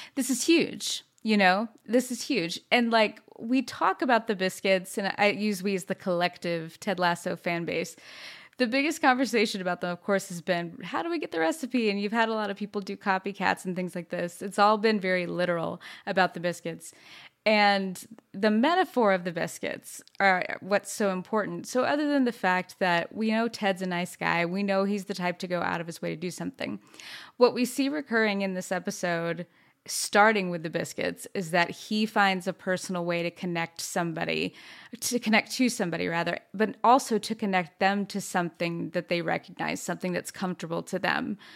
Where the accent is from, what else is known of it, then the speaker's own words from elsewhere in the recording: the South, United States; also born or lived in New York; born and raised in the South